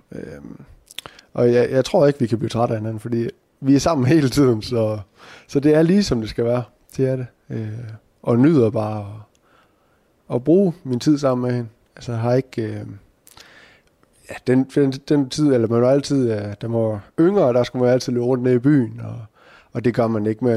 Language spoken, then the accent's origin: Danish; Skjern, Central Denmark Region, Denmark; kommer fra Skærn af